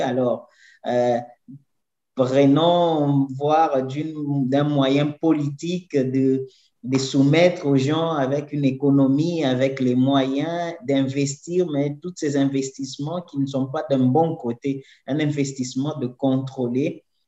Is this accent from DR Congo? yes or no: yes; DR Congo; first language French; moved away as an adult; now in São Paulo, Brazil; Moi, je viens de la République démocratique du Congo, mais je vis ici à São Paulo